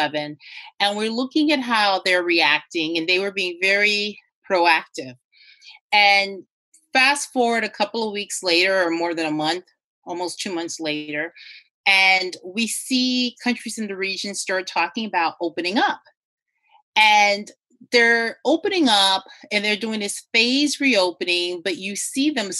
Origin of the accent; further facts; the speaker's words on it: Turks & Caicos Islands; I was born in the region. I was born in Turks and Caicos